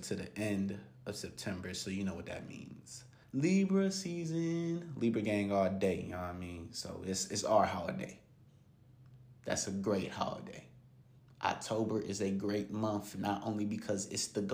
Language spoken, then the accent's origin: English; Gahanna, Ohio, United States; Gahanna, Lincoln, Lions, football team, high school, hey, my alma mater, my hometown, just a kid from Gahanna